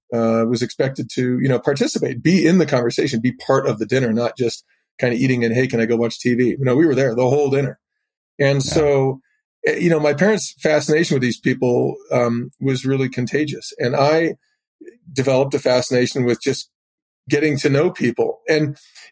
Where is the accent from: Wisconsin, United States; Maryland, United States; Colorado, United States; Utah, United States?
Colorado, United States; Boulder; I grew up in Boulder, Colorado